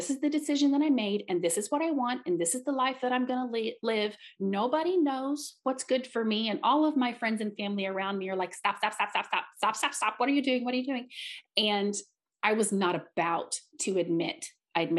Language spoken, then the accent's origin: English; Southeast Missouri, United States; I am from Southeast Missouri